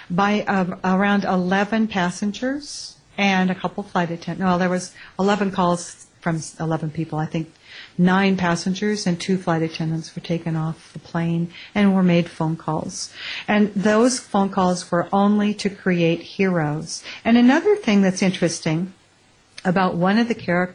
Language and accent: English; United States; I'm an American